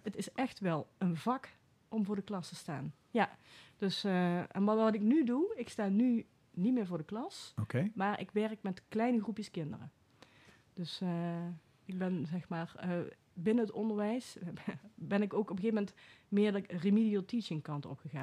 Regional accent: Venlo, Limburg, Netherlands; moved away as an adult; also born or lived in Enschede / Veldhoven; now in Den Bosch, Netherlands; in Venlo ben ik opgegroeid

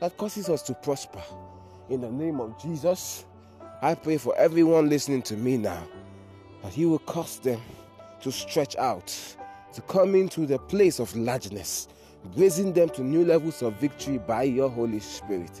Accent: Nigeria; I am Nigerian. I am Nigerian. Everything inside of me is Nigerian.

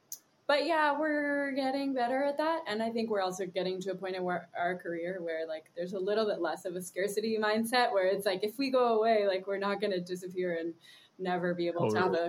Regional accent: Germany; born there; Yeah, I grew up in a lot of different places. I was born in Germany and I moved to different international schools my whole life

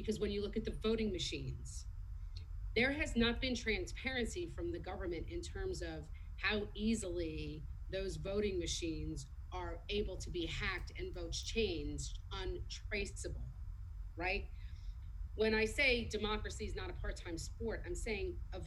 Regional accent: United States; I grew up right outside of New York City

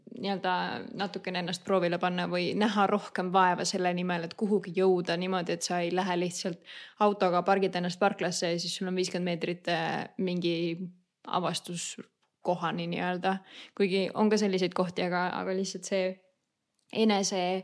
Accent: Saare County, Estonia; now in Denmark; me oleme Saaremaalt

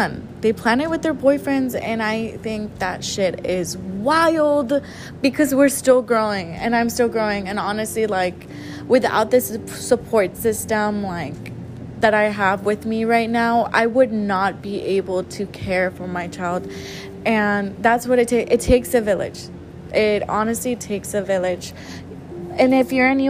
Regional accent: San Antonio, Texas, United States; also born or lived in Mexico; I was born in Mexico, but I was raised here in San Antonio, Texas.

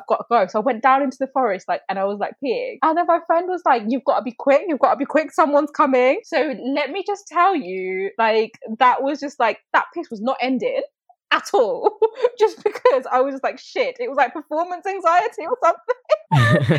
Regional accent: Coventry, West Midlands, United Kingdom; I'm from Coventry

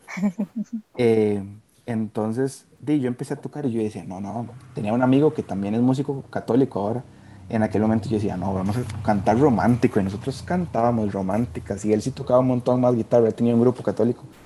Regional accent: Costa Rica; moved away; also born or lived in Guatemala; yo no había salido del país hasta ese momento

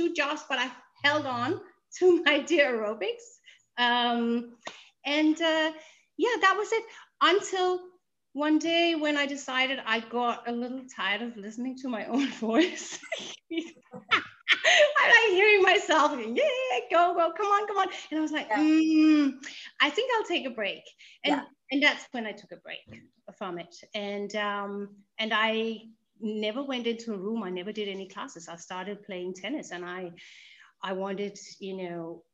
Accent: Denmark; English is a second language; in Denmark, I'm Danish, by the way, so excuse me for my language. This English is my second language

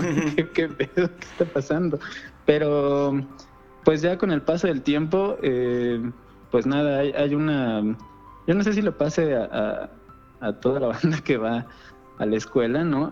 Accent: Mexico City, Mexico; aquí en Azcapotzalco, yo soy de Escapotzalco

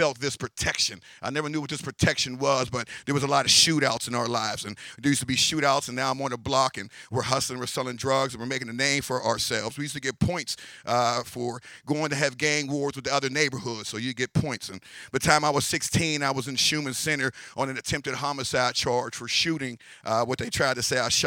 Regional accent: Pittsburgh, Pennsylvania, United States; also born or lived in Penn Hills, Pennsylvania; I was born in East Liberty, a little town in Pittsburgh, part of Pittsburgh

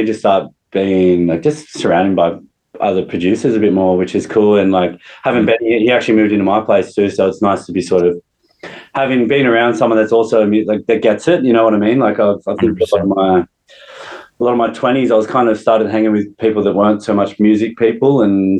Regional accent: Wollongong, New South Wales, Australia; Wollongong, like the northern suburbs of Wollongong.

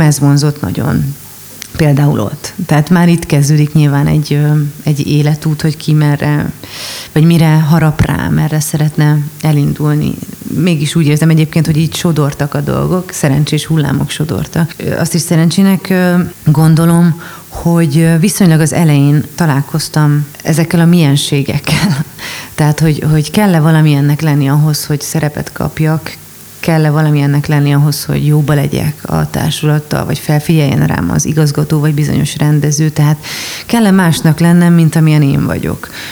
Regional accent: Budapest, Hungary; also born or lived in Miskolc; budapesti vagyok

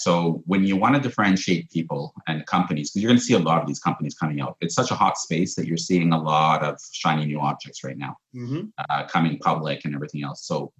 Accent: Canada; it's kind of a weird feeling as a Canadian

